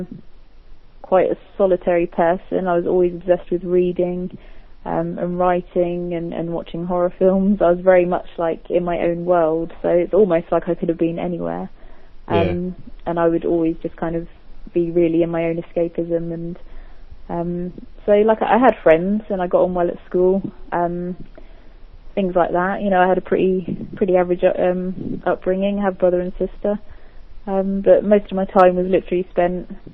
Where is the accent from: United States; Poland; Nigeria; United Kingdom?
United Kingdom; Milton Keynes, South East England; moved away as an adult; now in Devon, United Kingdom; I lived originally in a place called Milton Keynes, which is just literally an hour from London